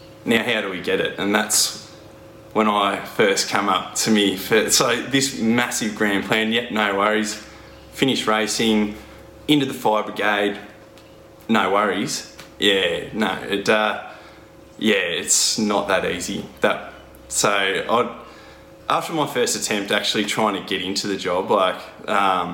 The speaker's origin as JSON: {"language": "English", "town": "Horsham", "region": "Victoria", "country": "Australia", "tie": "born or raised there", "said": "born and bred in the Wimmera, which is Horsham in country Victoria"}